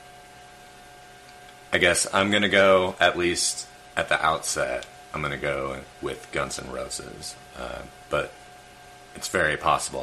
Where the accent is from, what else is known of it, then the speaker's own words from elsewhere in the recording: Twin Falls, Idaho, United States; I grew up a Mormon in Twin Falls, Idaho, population 30,000